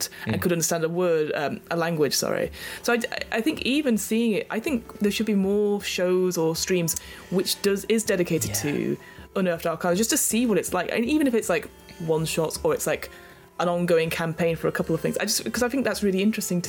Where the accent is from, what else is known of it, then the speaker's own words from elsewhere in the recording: United Kingdom; we're British.